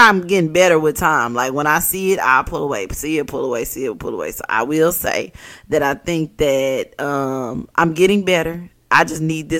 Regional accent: Arkansas, United States; Not from Memphis, I'm from Arkansas

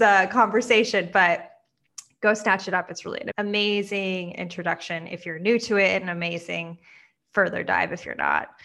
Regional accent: Midwest, United States; I grew up in the Midwest

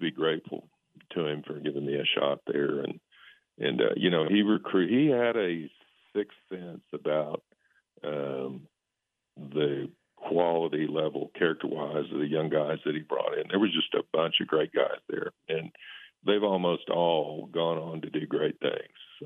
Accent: Oklahoma, United States; moved away as an adult; I'm from Oklahoma.

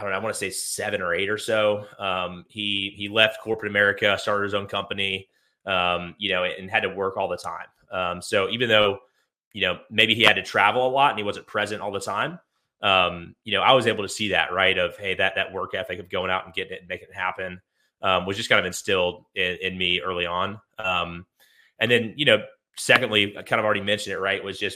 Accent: Atlanta, Georgia, United States; I grew up near Atlanta, Georgia

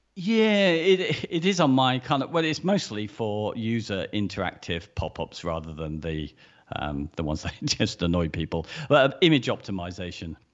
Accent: United Kingdom; we're British

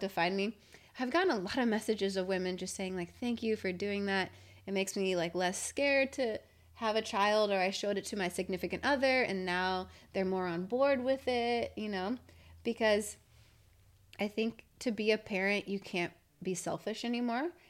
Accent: Valley Center, California, United States; growing up in Valley Center.

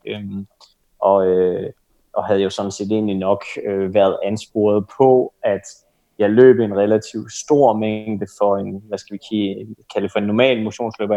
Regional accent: Denmark

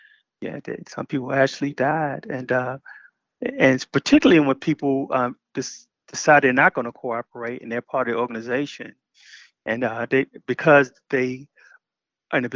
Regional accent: Baltimore, Maryland, United States; I grew up in Baltimore, you know, where I lived on Park Heights Avenue

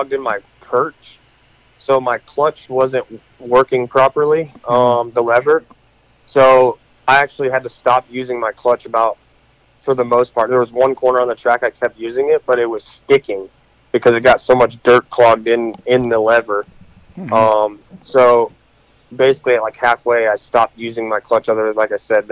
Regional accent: North Carolina, United States; I grew up in North Carolina

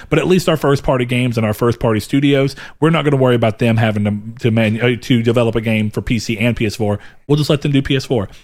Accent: the South, United States; born or raised there

